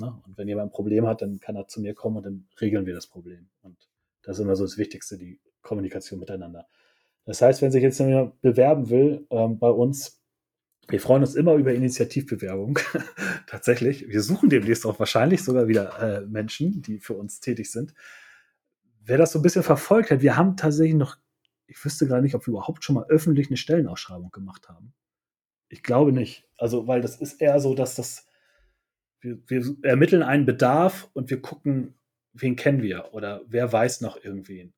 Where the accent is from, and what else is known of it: Hamburg, Germany